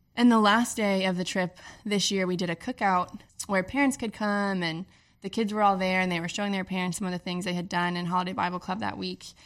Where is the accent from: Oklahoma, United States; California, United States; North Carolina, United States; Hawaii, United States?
North Carolina, United States; Charlotte; moved away; I'm originally from Charlotte